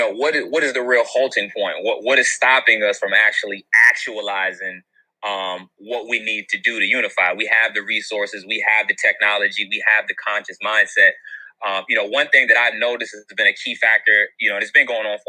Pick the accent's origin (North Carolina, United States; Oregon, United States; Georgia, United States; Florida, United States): North Carolina, United States; Wilmington; I'm from North Carolina, and I'm from the first in flight. I was born in Wilmington, North Carolina